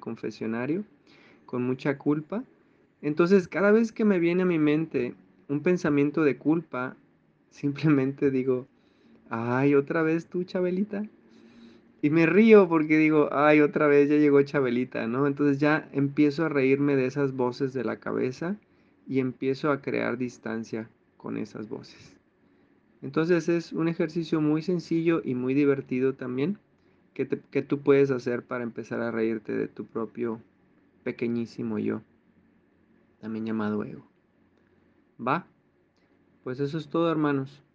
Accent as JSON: {"language": "Spanish", "country": "Mexico", "said": "Todos los que somos de México"}